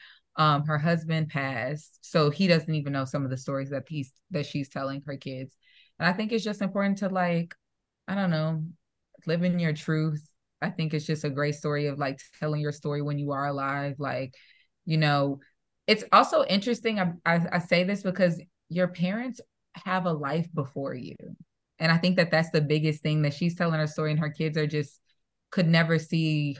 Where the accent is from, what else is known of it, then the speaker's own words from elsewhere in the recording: Midwest, United States; I'm from the Midwest